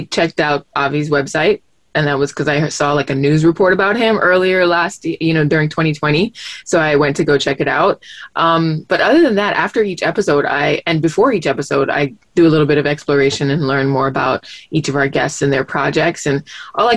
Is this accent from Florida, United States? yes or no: yes; Miami, Florida, United States; growing up in Miami